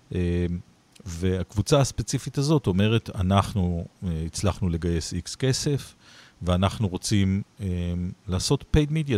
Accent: Israel

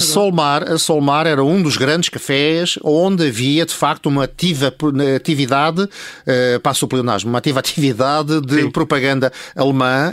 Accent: Lisbon, Portugal; eu nasci na Travessa do Noronha

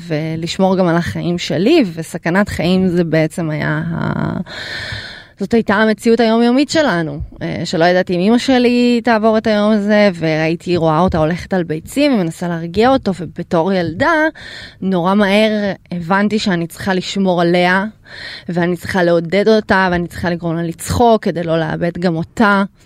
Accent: Ukraine; now in Israel; אני נולדתי באוקראינה

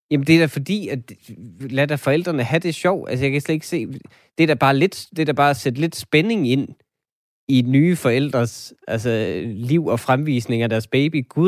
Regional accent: Denmark; vi er jo måske alle sammen som danskere øh, lidt feminister

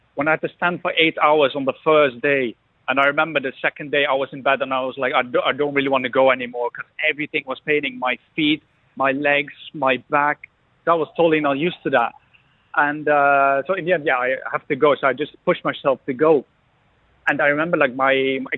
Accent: hometown with Kasteel Engelenburg, Gelderland, Netherlands; a massive castle in my hometown

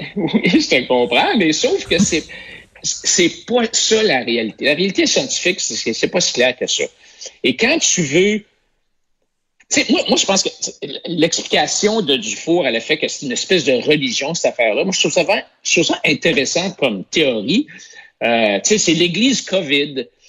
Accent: Quebec, Canada; on est Québécois

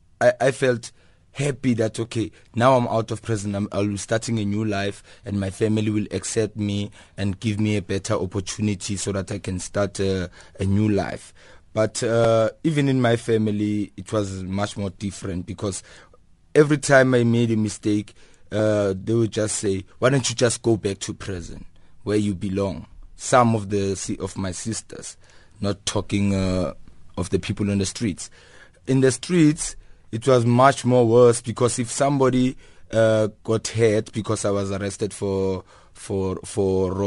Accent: Kliptown, Gauteng, South Africa; It started actually innocently when I was young, growing up in Kliptown. It's a previously disadvantaged community.

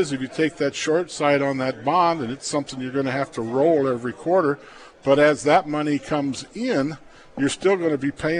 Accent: Plainview, Nebraska, United States; I grew up in Plainview.

